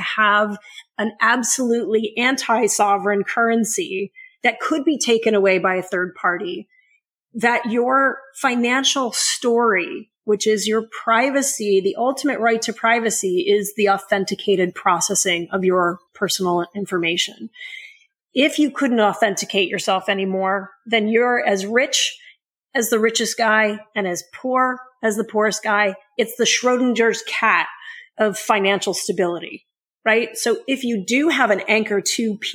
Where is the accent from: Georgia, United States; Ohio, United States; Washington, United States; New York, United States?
New York, United States; New York City; moved away as an adult; now in Silicon Valley, United States; I moved out here decades ago from New York City. And as a young broke kid in New York City